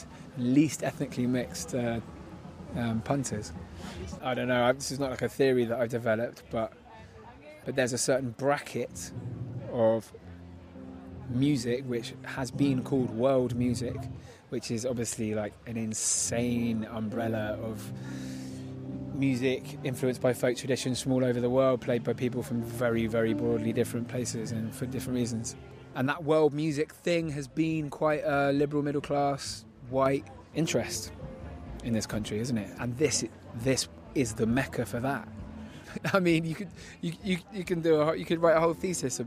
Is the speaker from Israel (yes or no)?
no; Bristol, South West England, United Kingdom